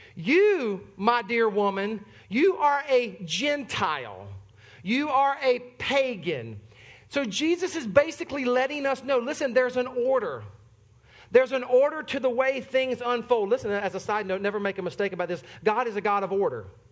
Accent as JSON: {"language": "English", "town": "Sumter", "region": "South Carolina", "country": "United States", "moved": "yes", "said": "I am from Sumter, South Carolina."}